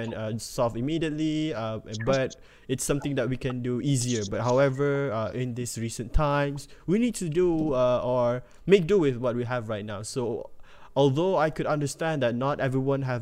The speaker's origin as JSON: {"language": "English", "country": "Malaysia"}